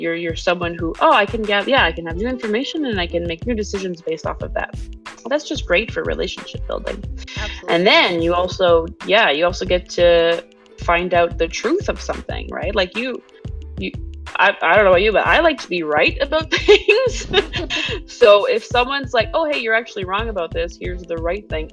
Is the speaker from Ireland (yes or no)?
no; Quebec, Canada; moved away; also born or lived in English-speaking Canada; I am Quebecoise. Uh, I was born in Quebec, but I live in Anglo Canada now.